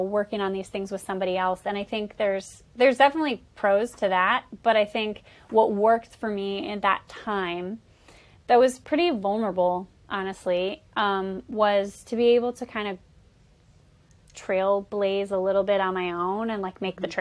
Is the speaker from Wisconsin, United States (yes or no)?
no; Bay City, Michigan, United States; moved away as an adult; also born or lived in New York; I'm originally from Bay City, Michigan, where I am currently in my childhood bedroom, which is kind of wild. Um, so I'm from Bay City. I uh, grew up here